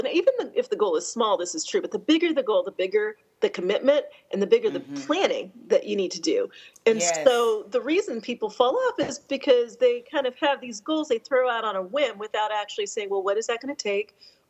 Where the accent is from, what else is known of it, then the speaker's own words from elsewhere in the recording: Colorado, United States; now in Atlanta, United States; I grew up in Colorado, from the age of 10. My dad was stationed there. I'm an Air Force brat. And so I consider that where I grew up. And just so happened that Jeff and I both ended up in Atlanta.